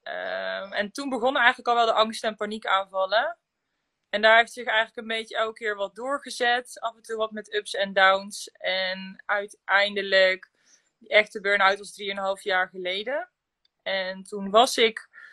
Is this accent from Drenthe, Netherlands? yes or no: yes; Drenthe, Netherlands; moved away as an adult; also born or lived in Land van Maas en Waal, Gelderland; now in Gelderland, Netherlands; Ik kom uit Drenthe, maar ik woon nu inmiddels zo'n ruim drie jaar ja, in Gelderland-Zuid, het land van Maas en Waal.